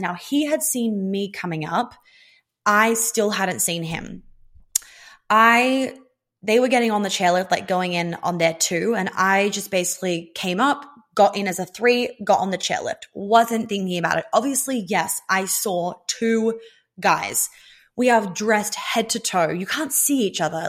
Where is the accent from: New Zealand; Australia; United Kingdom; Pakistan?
Australia; I'm Australian